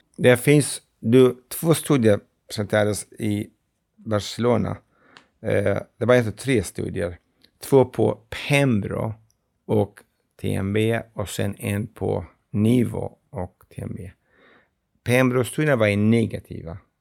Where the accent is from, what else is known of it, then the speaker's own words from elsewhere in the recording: Iraqi Kurdistan, Kurdistan Region, Iraq; Swedish is a second language; moved away as an adult; also born or lived in Stockholm, Sweden; now in Gävle, Sweden; Jag är från Kurdistan, det irakiska